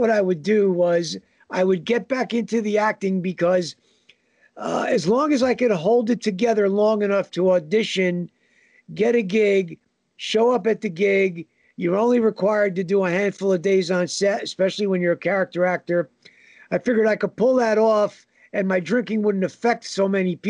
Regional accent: Northern New Jersey, United States; I'm a New Jersey guy and have been from day one. Northern New Jersey

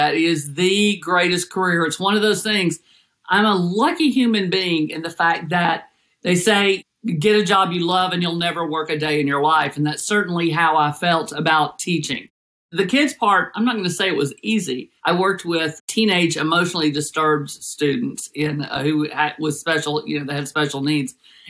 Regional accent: Denver, Colorado, United States; born there; also born or lived in Los Angeles / Tennessee; So we moved to Denver, or my parents moved to Denver after law school with the FBI, and I was born in Denver.

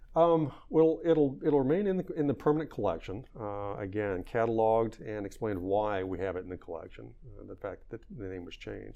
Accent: Virginia, United States; I'm a Virginian first. I grew up in Virginia

